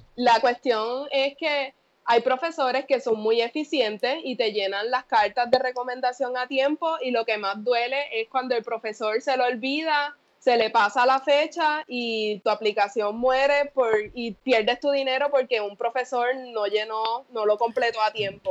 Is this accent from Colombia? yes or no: no; Yauco, Puerto Rico; moved away; also born or lived in Ponce, Puerto Rico / Mayagüez, Puerto Rico; Nací en Ponce, soy de Yauco